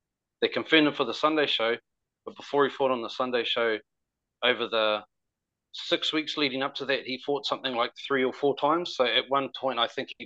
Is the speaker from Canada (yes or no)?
no; Auckland, New Zealand; I grew up in West Auckland in the mid 90s